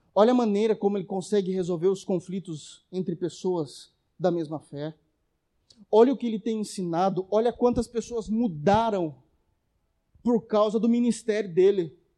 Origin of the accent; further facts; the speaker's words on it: Brazil; eu sendo brasileiro